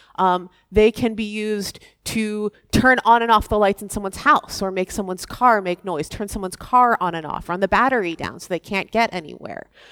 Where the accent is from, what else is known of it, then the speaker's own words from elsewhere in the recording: Massachusetts, United States; my home state of Massachusetts